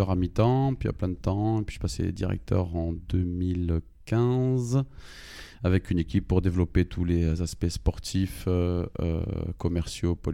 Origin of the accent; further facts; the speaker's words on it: Belgium; moved away; je viens de Belgique.